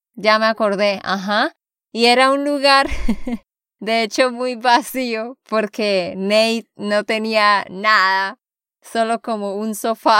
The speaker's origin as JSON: {"language": "Spanish", "region": "Santander", "country": "Colombia", "said": "de Santander, Colombia"}